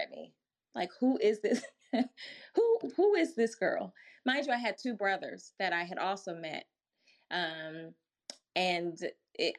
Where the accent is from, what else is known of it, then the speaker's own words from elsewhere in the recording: Milwaukee, Wisconsin, United States; I grew up in Milwaukee, Wisconsin